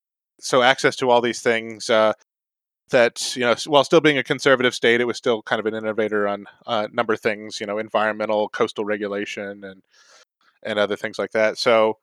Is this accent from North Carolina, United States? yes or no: yes; North Carolina, United States; I guess growing up in North Carolina, I grew up in several places, but North Carolina was the longest.